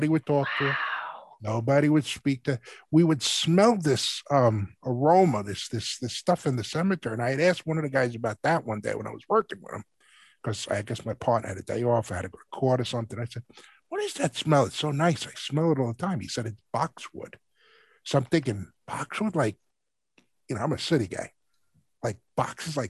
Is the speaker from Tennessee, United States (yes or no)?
no; New York City, New York, United States; growing up in New York City